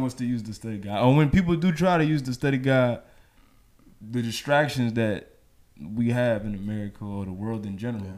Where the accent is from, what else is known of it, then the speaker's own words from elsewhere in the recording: New York City, New York, United States; moved away; growing up in New York